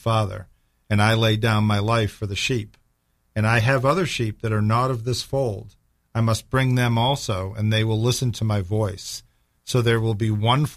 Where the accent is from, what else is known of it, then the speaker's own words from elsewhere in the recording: Boston, Massachusetts, United States; I'm from Boston